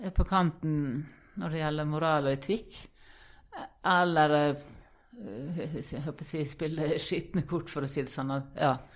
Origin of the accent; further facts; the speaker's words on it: Ålesund, Møre og Romsdal, Norway; moved away; Født og oppvokst i Ålesund.